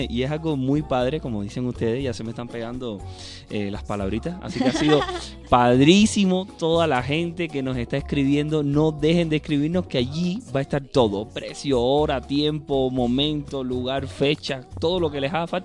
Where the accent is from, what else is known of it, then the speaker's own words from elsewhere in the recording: Cuba; accent: Cuban; Independientemente de que hablemos español los dos, tú hablas mexicano, y yo hablo cubano.